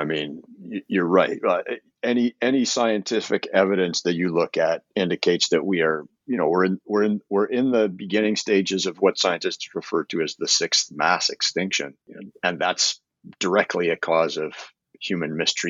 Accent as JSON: {"language": "English", "country": "Canada", "tie": "born or raised there", "said": "Well, I'm a Canadian. I've been an environmental lawyer for 30 years. I've been in love with the natural world since I was a little boy growing up in the shadow of the Rocky Mountains."}